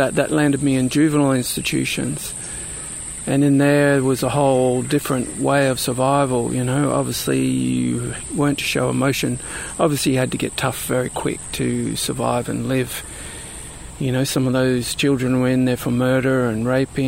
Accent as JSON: {"language": "English", "town": "Brisbane", "region": "Queensland", "country": "Australia", "tie": "born or raised there", "lives_now": "Sunshine Coast, Australia", "said": "I grew up in Brisbane, which is a little bit further south and a little bit further inland."}